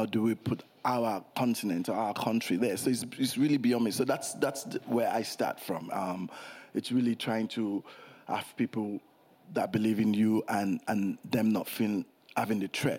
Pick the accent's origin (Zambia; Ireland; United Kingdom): United Kingdom; born there; I was born in England, you know? My parents were still in England. I was born in England.